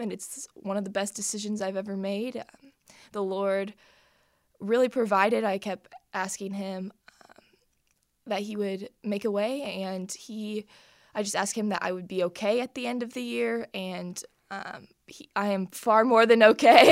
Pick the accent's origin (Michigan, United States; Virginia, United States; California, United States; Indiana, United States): Indiana, United States; Plainfield; I'm from Plainfield, Indiana